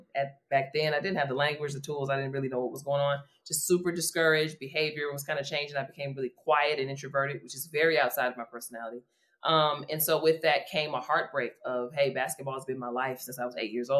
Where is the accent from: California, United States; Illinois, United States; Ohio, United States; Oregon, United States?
Illinois, United States; Calumet City; I am from Calumet City, Illinois. It's about 15 minutes south of the south side of Chicago.